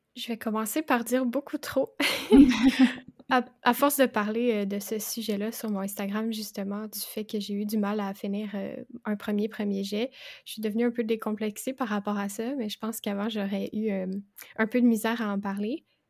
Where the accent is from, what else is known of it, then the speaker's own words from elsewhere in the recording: Quebec, Canada; J'ai 22 ans et je suis québécoise.